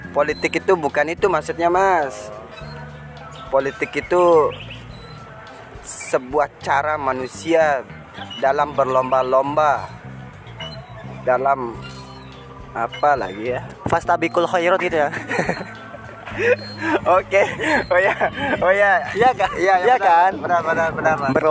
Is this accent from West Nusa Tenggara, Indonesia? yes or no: yes; Sumbawa, West Nusa Tenggara, Indonesia; Saya orang Sumbawa, saya mas.